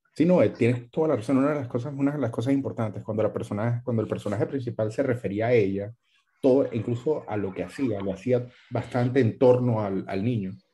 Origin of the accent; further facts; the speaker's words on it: Colombia; como colombianos